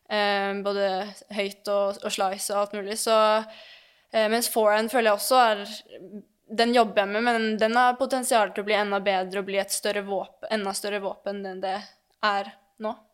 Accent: Lørenskog, Akershus, Norway; jeg er oppvokst på teppet i Lørenskog

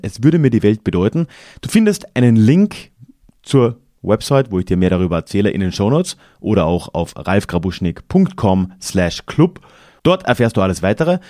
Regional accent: Carinthia, Austria; wo ich aufgewachsen bin, im Süden Österreichs

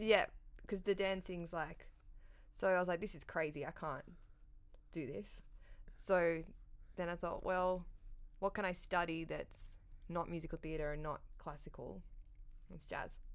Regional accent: Sydney, New South Wales, Australia; also born or lived in Canberra; I grew up, like, in the North Shore in Sydney

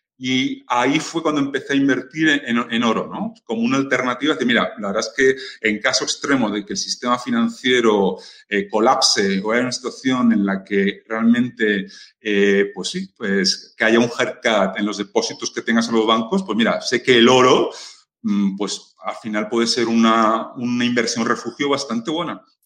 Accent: Spain; siendo español

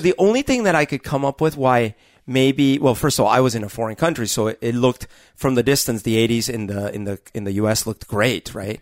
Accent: Colombia; now in United States; I grew up in Columbia during a very t-, turbulent time, the, the eighties

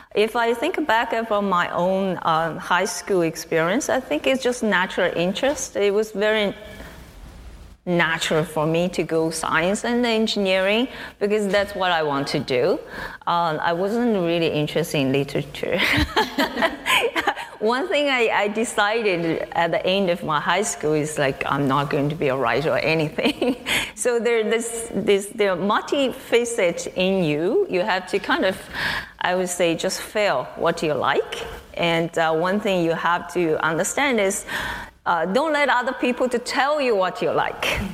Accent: China; moved away as an adult; also born or lived in United States; now in Waterloo, Canada; I grew up in China. I did my undergraduate study in China as well, and then I come to the States.

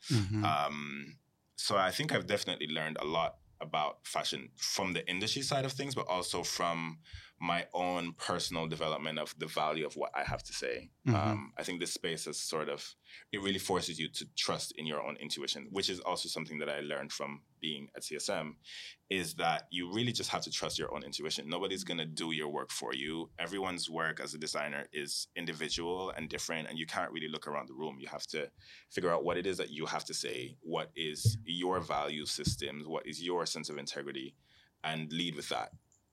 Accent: Jamaica; also born or lived in Cayman Islands; because I come from a space where both when I was growing up in Jamaica and in Cayman, I was never just surrounded by people who looked like me.

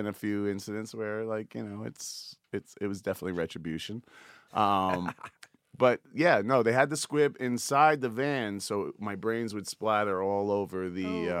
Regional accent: Montauk, New York, United States; I'm from Montauk.

